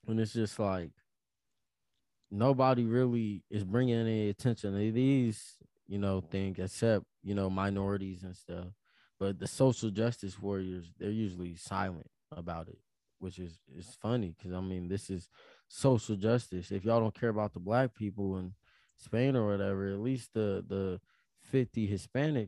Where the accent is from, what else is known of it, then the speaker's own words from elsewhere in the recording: United States; I'm an American